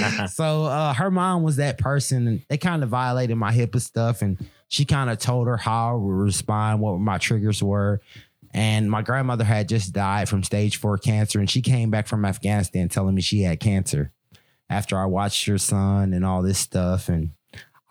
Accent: Michigan, United States; also born or lived in Baton Rouge, Louisiana; I'm a Louisiana boy for life. But I grew up in Michigan

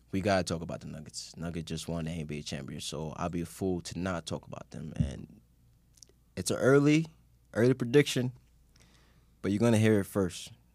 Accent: New York City, New York, United States; growing up in, like, Queens

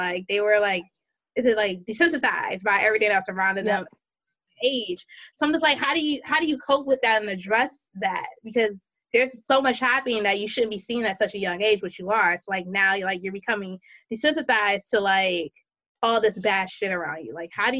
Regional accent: East Coast, United States; I'm from the East Coast

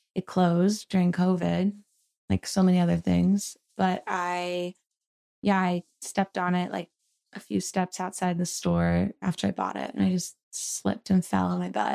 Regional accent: Philadelphia, Pennsylvania, United States; moved away as an adult; also born or lived in Boston; now in Los Angeles, United States; I grew up right outside of Philadelphia in, it's called the Main Line

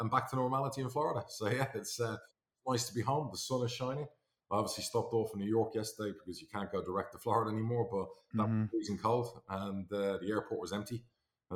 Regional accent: Ireland; I'm Irish.

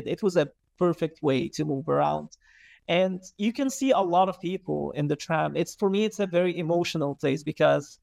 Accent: Alexandria Governorate, Egypt; I was born and raised in Alexandria. I lived there most of my life.

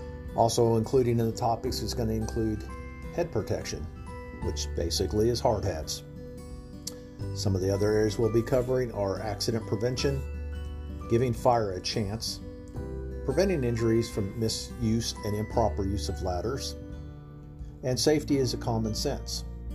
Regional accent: Charlotte, North Carolina, United States; I'm from Charlotte, North Carolina.

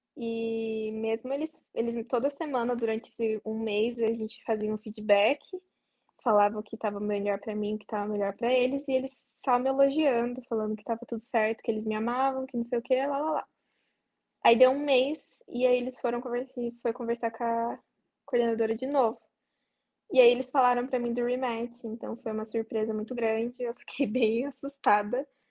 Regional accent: Vargem, São Paulo, Brazil; eu sou do interior de São Paulo, uma cidadezinha bem pequena chamada Vargem

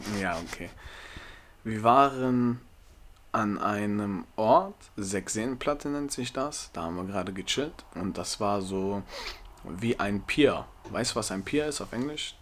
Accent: Germany; Ich bin Deutscher, ich bin hier in Deutschland geboren

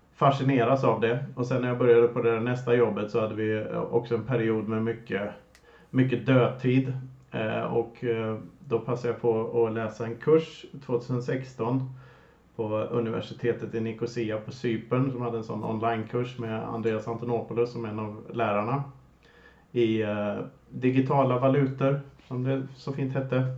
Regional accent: Lidköping, Västra Götaland, Sweden; moved away as an adult; also born or lived in Gothenburg; jag är uppvuxen på Kinnekulle eh, söder om Vänern och sedermera Lidköping, en liten håla där.

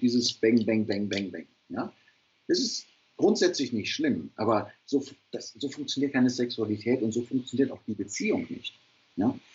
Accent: Ruhr area, North Rhine-Westphalia, Germany; Ich komme aus dem Ruhrpott

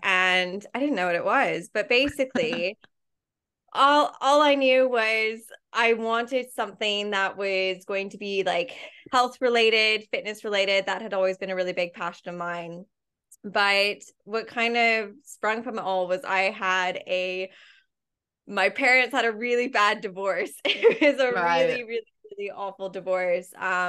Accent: Canada; And I was basically, it was a place that's really easy for me to get a visa being Canadian, because I can just do a 2-year working holiday really easily.

